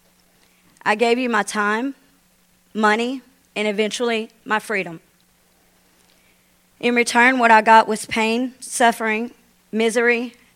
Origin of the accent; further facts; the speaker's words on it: Bossier City, Louisiana, United States; I'm from Bossier City